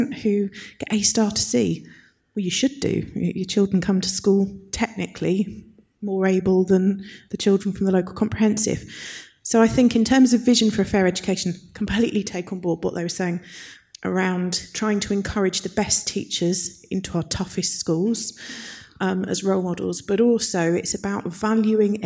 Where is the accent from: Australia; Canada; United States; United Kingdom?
United Kingdom; Kent, South East England; I come from Kent, which is all about the 11 plus